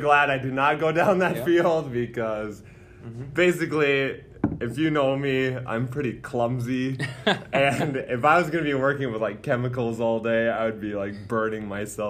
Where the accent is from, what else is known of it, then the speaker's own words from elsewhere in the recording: Upsala, Minnesota, United States; Well, I'm from Upsala, Minnesota